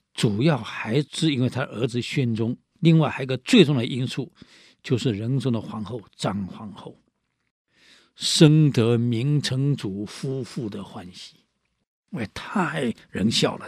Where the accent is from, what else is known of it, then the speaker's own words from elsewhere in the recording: Taiwan; 我们台湾叫烂惨呢